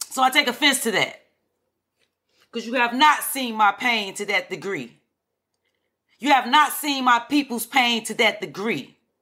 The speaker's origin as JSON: {"language": "English", "town": "Chicago", "region": "Illinois", "country": "United States", "tie": "born or raised there", "said": "I am from Chicago from the projects, Henry Horner projects."}